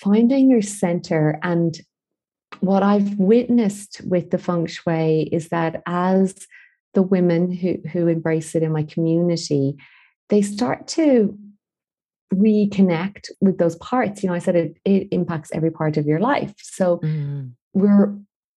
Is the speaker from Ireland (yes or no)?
yes; Galway, Connacht, Ireland; moved away as an adult; also born or lived in Dublin; I was back in Galway, my hometown